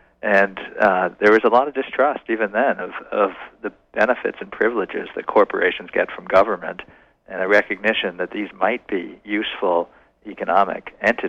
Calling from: Concord, Massachusetts, United States; I'm in Concord, Massachusetts today.

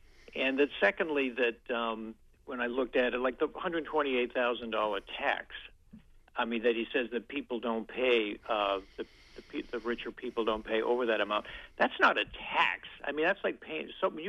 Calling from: Bangor, Maine, United States; Caller from Bangor.

